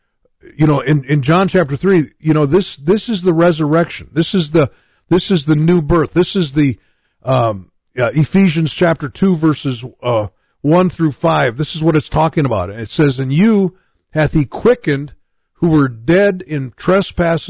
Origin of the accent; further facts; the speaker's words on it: United States; I grew up in the United States of America